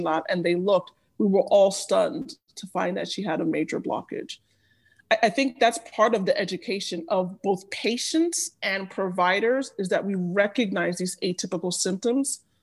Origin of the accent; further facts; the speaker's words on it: Nigeria; I am Nigerian